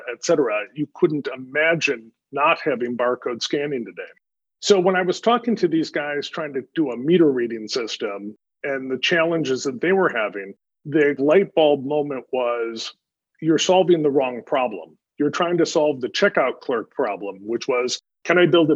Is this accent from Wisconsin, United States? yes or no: yes; Wisconsin, United States; moved away as an adult; I was born and raised in Wisconsin